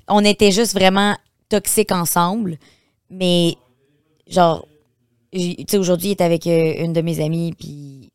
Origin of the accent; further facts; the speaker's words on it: Beauce, Quebec, Canada; moved away as an adult; je viens de la Beauce.